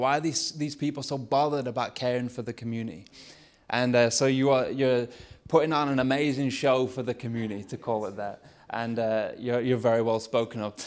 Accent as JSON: {"language": "English", "area": "Lancashire", "region": "North West England", "country": "United Kingdom", "accent": "Lancashire", "said": "my Lancashire accent"}